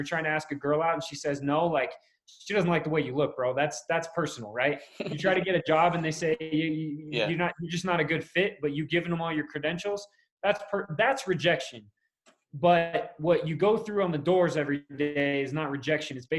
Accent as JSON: {"language": "English", "town": "Middletown", "region": "New York", "country": "United States", "tie": "born or raised there", "moved": "as an adult", "said": "I grew up in New York. I grew up in Middletown, New York, Orange County. So I lived there till I was 18, graduated high school."}